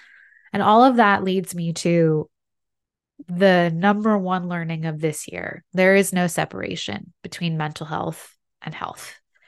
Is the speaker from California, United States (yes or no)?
yes; San Diego, California, United States; all of my doctors are in my hometown of San Diego.